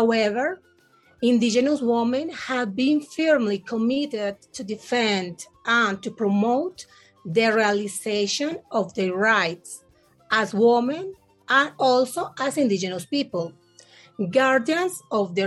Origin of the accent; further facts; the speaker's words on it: Colombia; I am from Colombia